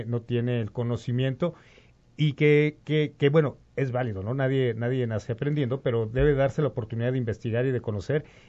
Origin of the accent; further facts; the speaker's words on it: Mexico; somos, eh, mexicanos